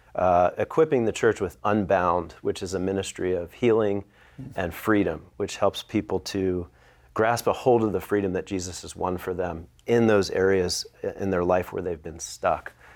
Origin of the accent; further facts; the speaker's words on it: Philadelphia, Pennsylvania, United States; I'm from the Philadelphia area.